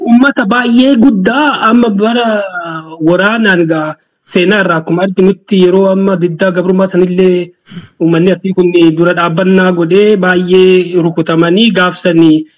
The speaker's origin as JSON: {"language": "Oromo", "area": "Tulla, Munesa district, East Arsi", "region": "Oromia", "country": "Ethiopia", "tie": "born or raised there", "also_born_or_lived": "Gullallee, Chilalo (Arsi)", "said": "Ani Oromiyaa arsii bahaa eh, aanaa muunessaa bakka Tuullaa jedhamutti dhaladhe."}